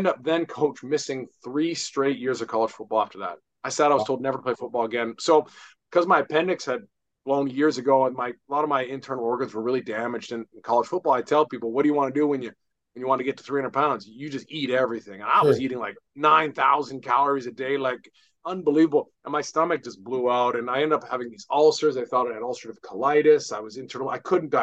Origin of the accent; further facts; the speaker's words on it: British Columbia, Canada; my hometown team, the BC Lions